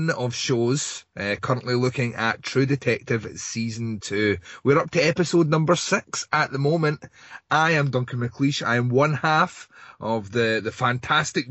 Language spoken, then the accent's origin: English; Scotland, United Kingdom; I'm Scottish